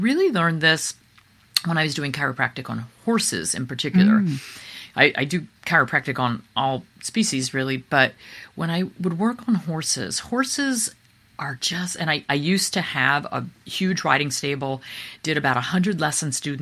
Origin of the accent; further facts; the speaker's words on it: East Coast, United States; we're from the East Coast